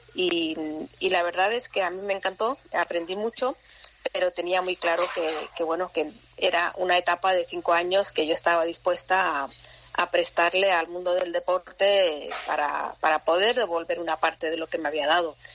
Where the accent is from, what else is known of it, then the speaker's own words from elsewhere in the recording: Fuengirola, Andalusia, Spain; yo me crié en Fongirola